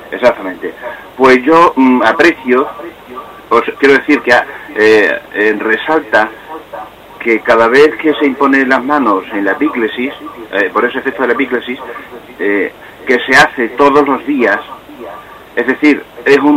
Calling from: Cáceres, Extremadura, Spain; de Cáceres.

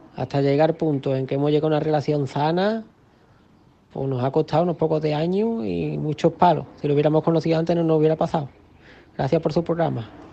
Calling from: Granada, Andalusia, Spain; Llamo desde Granada

